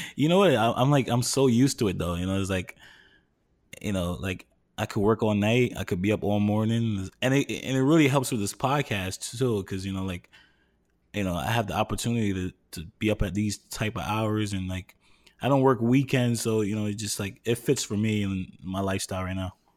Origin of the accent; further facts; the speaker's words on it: New York, United States; moved away as an adult; now in Harrison, New Jersey, United States; born and raised in New York